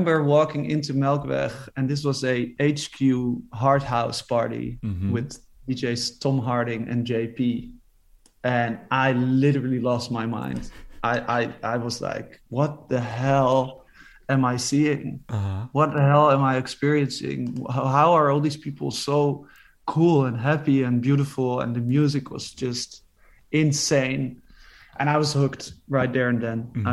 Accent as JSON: {"language": "English", "town": "Amsterdam", "region": "North Holland", "country": "Netherlands", "tie": "born or raised there", "said": "I grew up in Amsterdam. I've lived here all my life, 40 years now."}